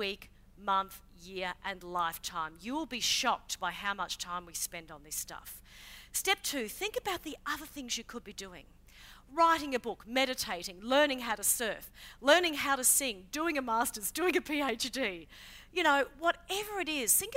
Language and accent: English; Queensland, Australia; I grew up in Queensland